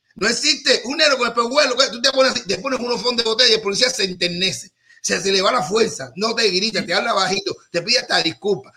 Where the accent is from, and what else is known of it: Cuba